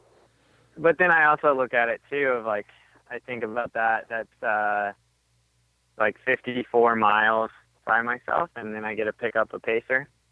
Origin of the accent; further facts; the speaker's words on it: Arizona, United States; I grew up in Arizona